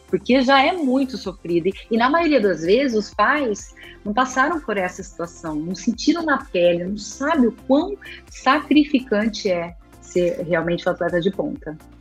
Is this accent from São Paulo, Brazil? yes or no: yes; Araçatuba, São Paulo, Brazil; eu nasci em Aracatuba, então eu nadava pelo Aracatuba Clube